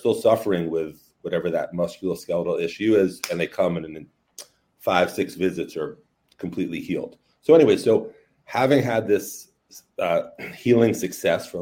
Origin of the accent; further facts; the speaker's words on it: New York City, New York, United States; raised in New York City. I'm from Brooklyn, New York.